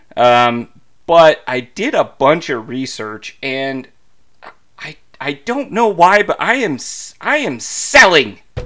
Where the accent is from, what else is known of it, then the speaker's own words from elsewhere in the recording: Idaho Falls, Idaho, United States; also born or lived in Pocatello, Idaho; I'm originally from Idaho Falls, Idaho. Pocatello is where I was born.